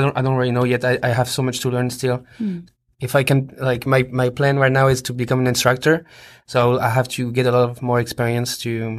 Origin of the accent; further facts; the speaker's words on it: France; English is a second language; I'm from France.